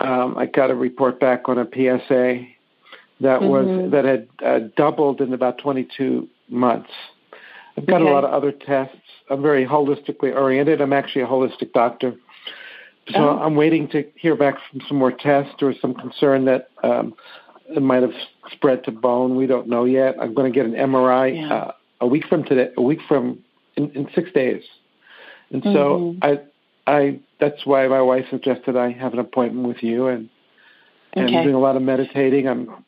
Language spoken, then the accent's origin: English; Encinitas, California, United States; I'm from Encinitas, California.